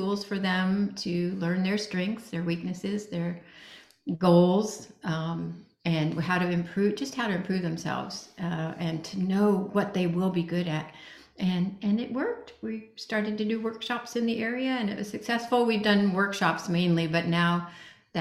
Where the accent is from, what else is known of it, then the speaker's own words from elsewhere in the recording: Indiana, United States; moved away as an adult; also born or lived in Singapore; I grew up in Indiana, and I had never been out of the United States